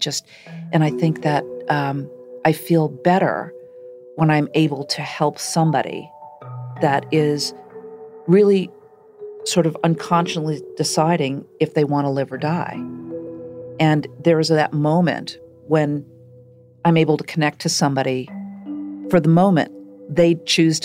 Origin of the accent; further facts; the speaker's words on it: Shaker Heights, Ohio, United States; I grew up in Shaker Heights, Ohio.